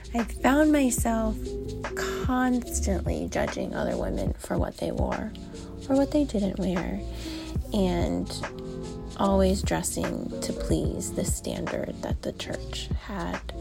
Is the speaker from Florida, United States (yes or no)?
yes; South Florida, United States; I was born and bred in South Florida